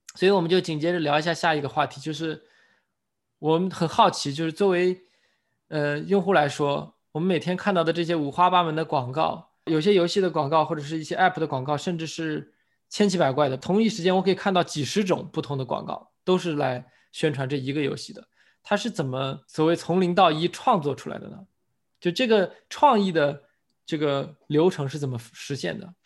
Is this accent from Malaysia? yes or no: no; China; 因为我们是中国人